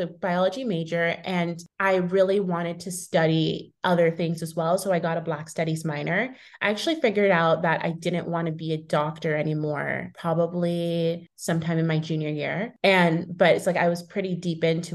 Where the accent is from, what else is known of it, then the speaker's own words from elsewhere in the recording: Thousand Oaks, California, United States; moved away as an adult; now in New York, United States; So I grew up in California in Thousand Oaks and was there and in Southern California all throughout like college before I ended up moving.